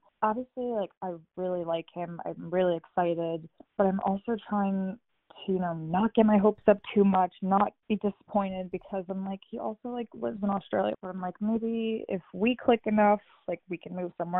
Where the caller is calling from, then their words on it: New York, United States; I'm from New York.